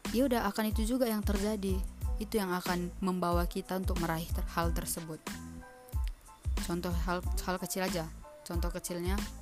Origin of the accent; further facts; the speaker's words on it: Medan, North Sumatra, Indonesia; Medan Gak Medan-Medan kali juga sih Sumatera Utara lebih tepatnya